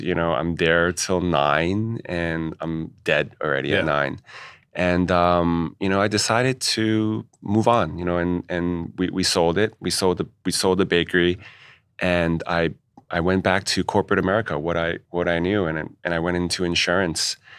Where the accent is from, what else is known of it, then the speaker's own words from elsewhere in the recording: New York City, New York, United States; also born or lived in Chinatown, New York City; thought it would have been a good idea to move back to Queens because Chinatown was still a little rough uh, yeah. around the edges in the 80s. So we, then we moved to Ridgewood